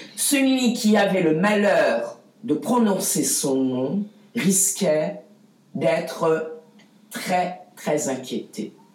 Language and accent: French; France; je suis française